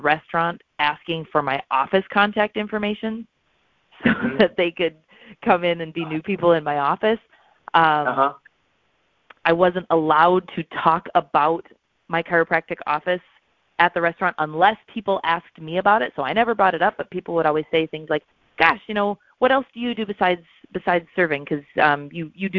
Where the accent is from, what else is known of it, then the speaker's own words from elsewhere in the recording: Watertown, South Dakota, United States; moved away as an adult; also born or lived in St. Paul, Minnesota; now in Sioux Falls, United States; I grew up in South Dakota